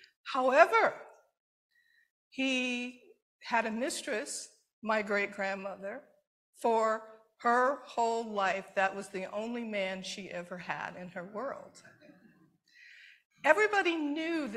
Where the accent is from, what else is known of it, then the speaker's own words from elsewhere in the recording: Detroit, Michigan, United States; I grew up in Detroit, but my mother was from Alabama, and my father was from Mississippi